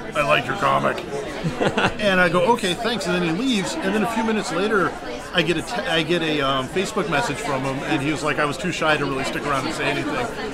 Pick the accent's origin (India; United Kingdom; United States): United States; Portland, Oregon; I'm from Portland, Oregon, and I spend most of my time in the Northwest in Oregon and Seattle.